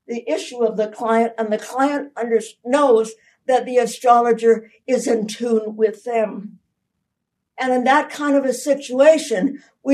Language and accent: English; Canada; I'm a Canadian